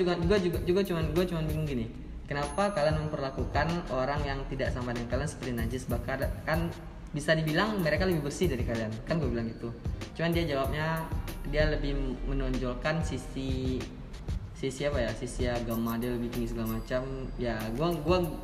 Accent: Padang, West Sumatra, Indonesia; gue asli Padang Nias

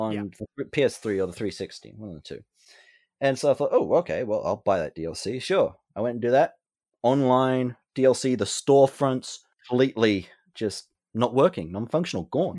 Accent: Australia; I am Australian

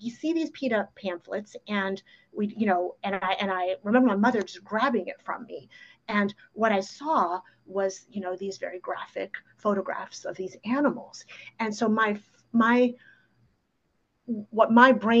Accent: New York City, New York, United States; first language Ukrainian; English is a second language; it's New York City, you know, I'm growing up in the 70s.

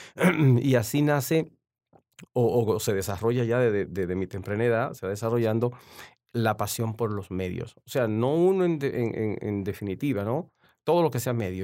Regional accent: San Pedro de Macorís, Dominican Republic; also born or lived in La Romana, Dominican Republic / Washington DC area, United States; now in Washington, United States; ya me crié en San Pedro de Macorís, ya ahí la ciudad de los peloteros.

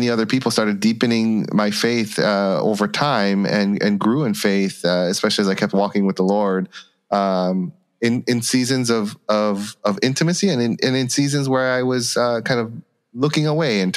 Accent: Chicago, Illinois, United States; I was born and raised in Chicago

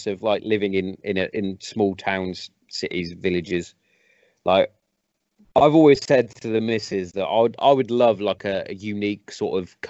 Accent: West Midlands, United Kingdom; I'm from the West Midlands

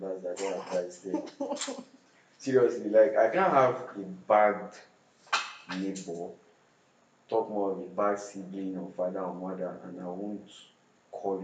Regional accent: Jos, Plateau, Nigeria; also born or lived in Abuja; now in Lagos, Nigeria; I was born in Jos

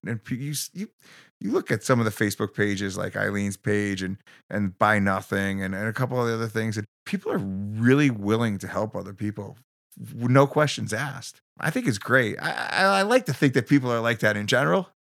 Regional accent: Bridgeport, Connecticut, United States; also born or lived in New Jersey; now in Newtown, United States; I grew up in Bridgeport.

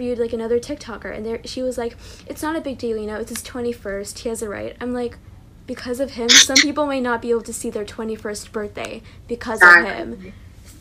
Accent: California, United States; I'm from California

